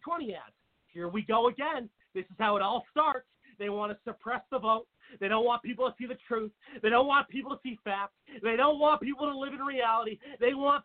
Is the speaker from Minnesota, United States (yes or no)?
no; Seattle, Washington, United States; I grew up with in Seattle, Washington